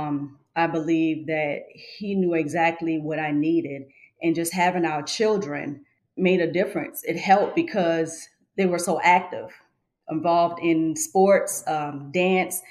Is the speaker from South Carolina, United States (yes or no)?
yes; Georgetown, South Carolina, United States; I was born in Georgetown, South Carolina, raised in the Dunbar community where I currently reside with my husband